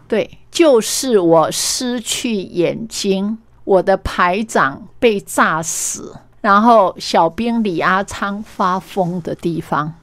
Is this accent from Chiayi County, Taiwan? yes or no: yes; Meishan, Chiayi County, Taiwan; 原来我的家乡还有这么多动人的故事